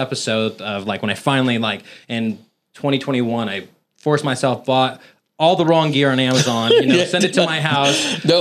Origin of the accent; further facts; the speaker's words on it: Merced, California, United States; Born and raised in Merced, California.